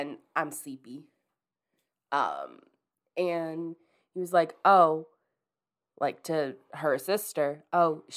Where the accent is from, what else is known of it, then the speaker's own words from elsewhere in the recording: Towson, Maryland, United States; That's where I'm from. I'm from Towson.